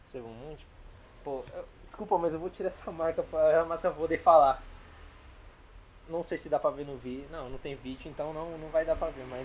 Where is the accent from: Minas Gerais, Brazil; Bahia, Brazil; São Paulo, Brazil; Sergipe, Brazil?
São Paulo, Brazil; Eu sou de São Paulo.